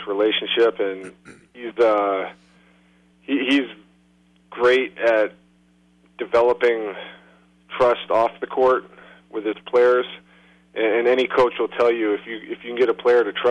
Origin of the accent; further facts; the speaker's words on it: Concord, New Hampshire, United States; moved away as an adult; now in San Antonio, United States; back in my hometown where I grew up in Concord, New Hampshire